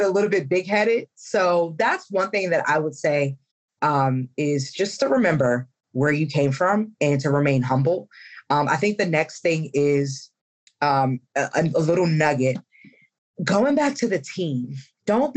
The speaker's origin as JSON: {"language": "English", "town": "Columbia", "region": "Maryland", "country": "United States", "tie": "born or raised there", "moved": "yes", "said": "my hometown of Columbia, Maryland"}